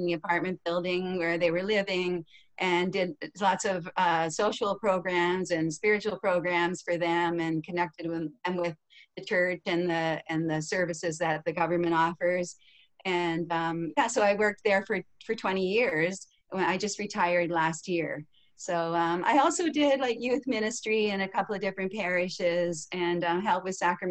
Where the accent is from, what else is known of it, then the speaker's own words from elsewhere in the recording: Capstone, Ontario, Canada; So I was born in Capstone, Ontario. It's a little village near Walkerton.